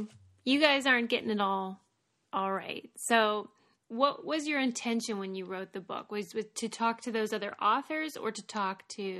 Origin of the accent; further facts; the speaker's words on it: Pittsburgh, Pennsylvania, United States; I'm from Pittsburgh, so I'm sort of like, you know, adjacent to the region.